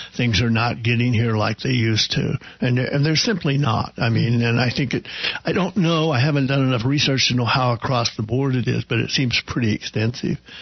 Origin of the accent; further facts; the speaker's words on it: hometown of Will Rogers, Oklahoma, United States; my hometown